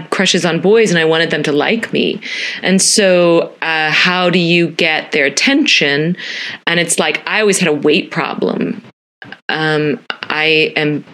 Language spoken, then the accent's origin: English; Dallas, Texas, United States; also born or lived in Philadelphia area; growing up in Dallas, Texas in the 80s and 90s